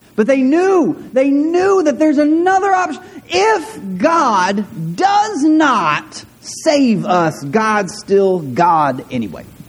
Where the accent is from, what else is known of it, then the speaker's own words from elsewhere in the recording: De Queen, Arkansas, United States; I grew up in De Queen, and in De Queen, uh, when I was in eighth or ninth grade, um, De Queen became a small Hispanic community in southwestern Arkansas